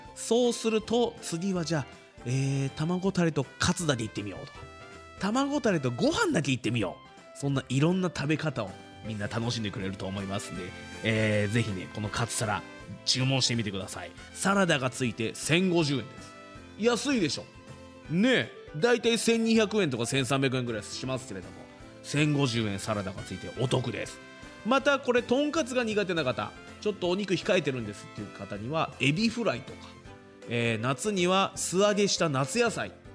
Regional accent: Fuji, Shizuoka, Japan; 生まれも育ちも富士市

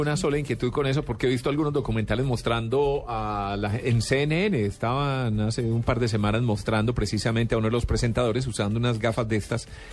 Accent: Medellín, Antioquia, Colombia; yo soy de Medellín

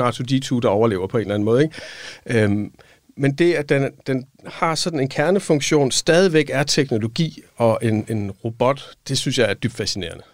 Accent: Silkeborg, Central Denmark Region, Denmark; moved away as an adult; also born or lived in Odense; Jeg var fra Midtjylland, fra Silkeborg

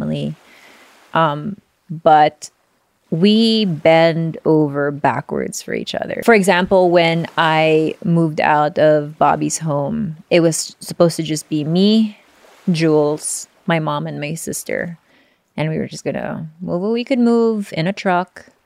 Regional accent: Philippines; I'm Filipino.

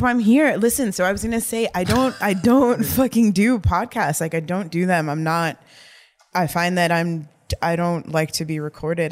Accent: New York City, New York, United States; I grew up on the Upper West Side

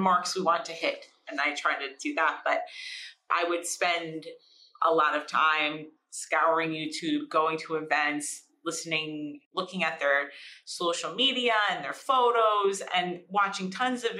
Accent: Hawley, Pennsylvania, United States; also born or lived in South Korea; walking my dog in Hawley

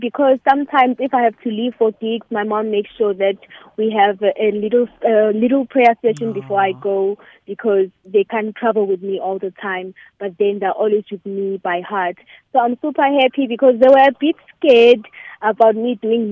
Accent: KwaZulu-Natal, South Africa; born or raised there

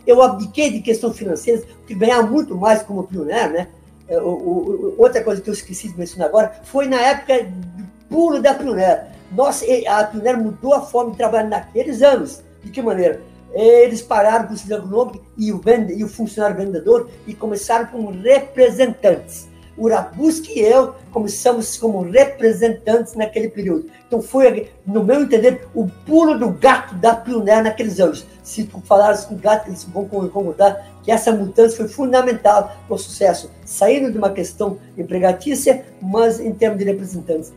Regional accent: Teutônia, Rio Grande do Sul, Brazil; also born or lived in Santa Cruz do Sul / Santa Maria; eu sou nascido aqui em Teutônia, naquela época era Estela

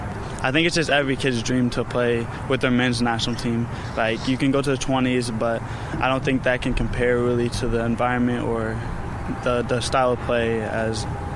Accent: Louisville, Kentucky, United States; playing in my hometown

